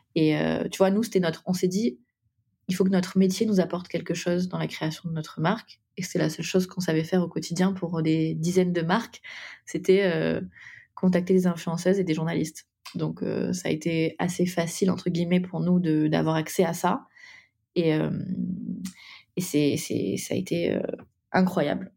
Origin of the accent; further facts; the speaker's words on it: Nîmes, Occitania, France; now in Paris, France; on vient du sud de la France, de Nîmes. On a on est toutes les deux montées à Paris